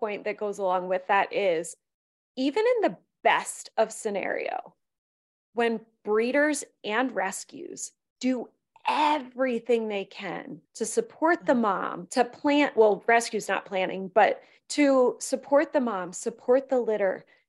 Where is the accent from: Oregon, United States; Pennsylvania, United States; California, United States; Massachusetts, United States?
Pennsylvania, United States; perspective on that comes from growing up in a community where it's the puppy mill capital of the world. I grew up in Pennsylvania.